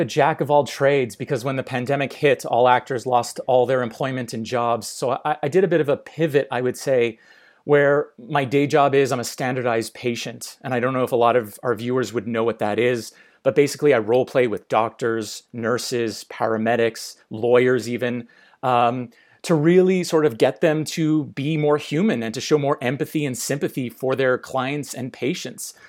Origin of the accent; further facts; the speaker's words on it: Montreal, Quebec, Canada; now in Calgary, Canada; growing up in Montreal